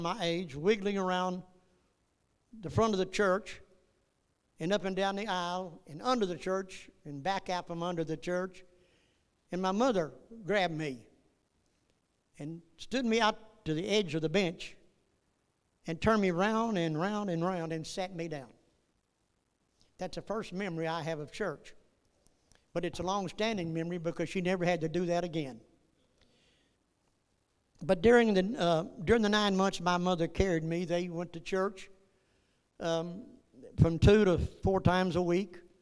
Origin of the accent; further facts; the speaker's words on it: Northeast Texas, United States; I was born in Northeast Texas